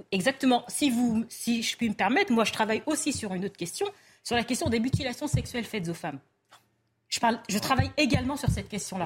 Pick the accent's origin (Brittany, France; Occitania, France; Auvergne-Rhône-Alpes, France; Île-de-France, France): Île-de-France, France; moved away as an adult; now in Lille, France; je travaillais au tribunal d'Evry, donc j'entendais en plus les juges parler des quartiers, des quartiers là où j'ai grandi